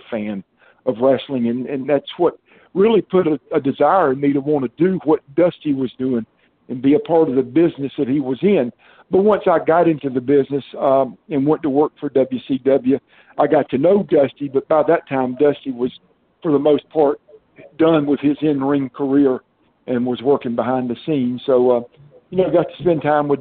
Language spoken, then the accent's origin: English; the South, United States; But I grew up in the South. I've been here all my life